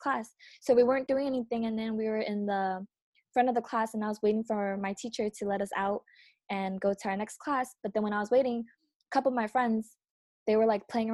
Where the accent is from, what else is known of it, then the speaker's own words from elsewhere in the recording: New York, United States; we grew up in New York, and it's like I grew up where I was always surrounded by a bunch of different race